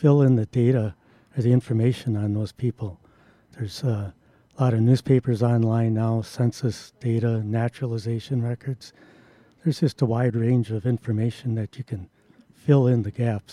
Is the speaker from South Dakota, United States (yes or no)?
no; Milwaukee, Wisconsin, United States; born or raised there